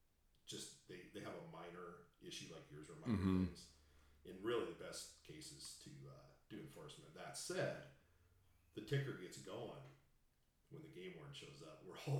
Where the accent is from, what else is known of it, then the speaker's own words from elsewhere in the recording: South Dakota, United States; moved away as an adult; now in Montana, United States; I grew up in South Dakota.